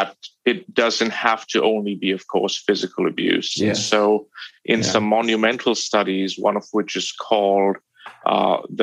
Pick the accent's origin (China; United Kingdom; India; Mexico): India; moved away; I grew up in India